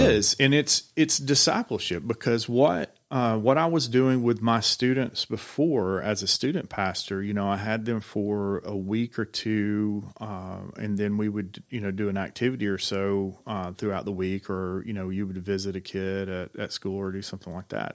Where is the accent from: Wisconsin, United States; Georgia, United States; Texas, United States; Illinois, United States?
Georgia, United States; now in Tennessee, United States; I'm, uh, originally from Georgia